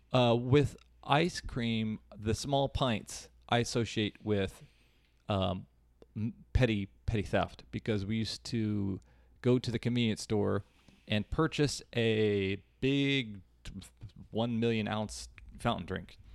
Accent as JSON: {"language": "English", "town": "Kansas City", "region": "Missouri", "country": "United States", "tie": "born or raised there", "said": "a kid growing up in Kansas City"}